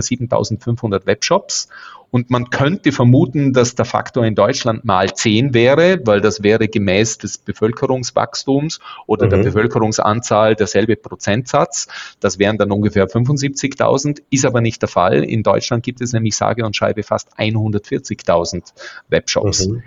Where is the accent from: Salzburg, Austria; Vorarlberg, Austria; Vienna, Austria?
Vorarlberg, Austria; Bregenzerwald, Lake Constance area; Ich bin Österreicher, komme ursprünglich aus dem Bodenseegebiet, geborener Bregenzer Wälder